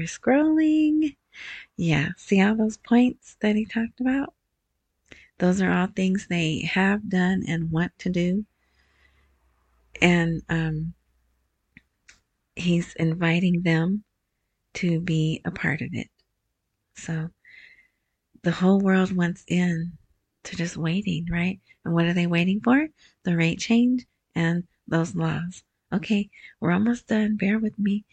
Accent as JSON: {"language": "English", "country": "United States", "said": "I'm American"}